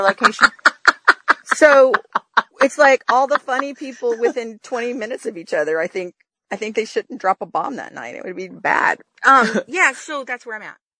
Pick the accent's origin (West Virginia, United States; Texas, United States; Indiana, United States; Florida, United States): Texas, United States; I grew up in Texas